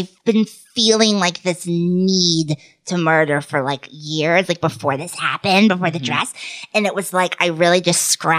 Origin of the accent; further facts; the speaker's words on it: the South, United States; You know, I grew up in the South.